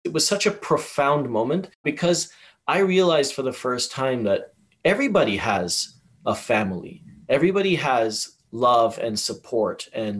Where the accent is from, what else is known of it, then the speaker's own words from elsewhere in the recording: Tanzania; also born or lived in Malawi / Zambia / Yemen / United Kingdom; now in Canada; I was raised in Tanzania, lived in Malawi, Zambia, Yemen, the United Kingdom, Europe, and Canada, obviously.